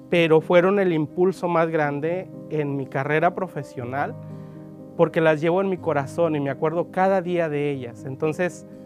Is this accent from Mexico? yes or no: yes; San Martín, Michoacán, Mexico; Nací en Michoacán, en un pueblito muy pequeño que se llama San Martín municipio de, Pastor Ortiz. Así es que, este, bueno, desde niño fui inspirado con mis tías ahí